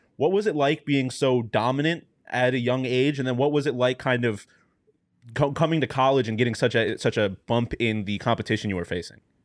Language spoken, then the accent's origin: English; Western New York, United States; moved away; I'm from Western New York